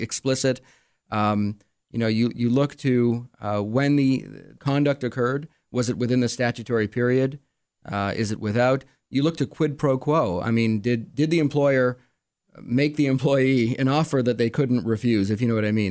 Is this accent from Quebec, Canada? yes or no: yes; Montreal, Quebec, Canada; also born or lived in Arizona; now in Rochester, United States; I grew up in Montreal